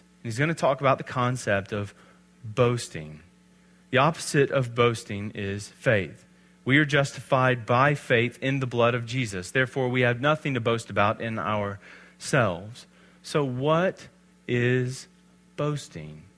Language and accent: English; Alabama, United States; I'm from Alabama